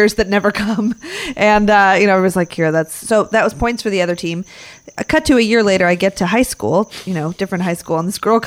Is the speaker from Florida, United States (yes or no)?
no; Chicago, Illinois, United States; I'm from Chicago